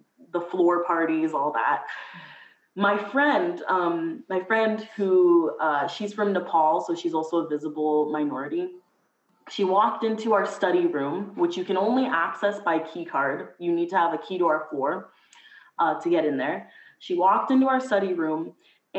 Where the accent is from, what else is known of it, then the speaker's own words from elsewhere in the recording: Mississauga, Ontario, Canada; I'm from Mississauga, so in the GTA